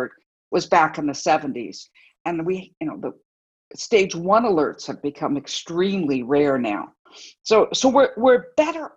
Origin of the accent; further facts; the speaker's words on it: Los Angeles, California, United States; I grew up here in Los Angeles in the middle of some of the worst pollution